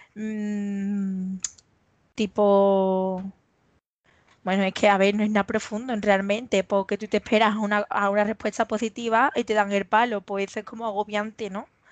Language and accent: Spanish; Los Palacios y Villafranca, Andalusia, Spain; soy de Los Palacios, que es un pueblo que está aquí en Sevilla. Soy de aquí y vivo aquí, vamos, que nunca me he movido de aquí